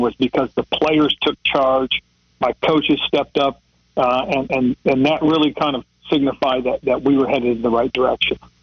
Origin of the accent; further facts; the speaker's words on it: Monterey, California, United States; moved away; Monterey, California, my hometown area